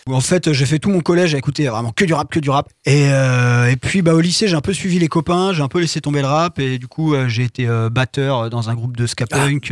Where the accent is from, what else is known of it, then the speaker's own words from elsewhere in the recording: Sablé-sur-Sarthe, Pays de la Loire, France; also born or lived in Le Mans; je suis de Sablé à la base. J'étais au collège, au lycée à Sablé et je suis arrivé au Mans à 18 ans pour faire mes études